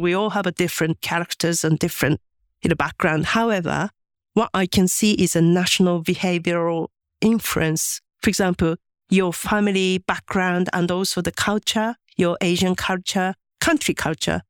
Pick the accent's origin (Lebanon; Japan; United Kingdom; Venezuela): Japan; English is a second language; moved away as an adult; I was born in Japan and, uh, my parents are very traditional and my mom was a housewife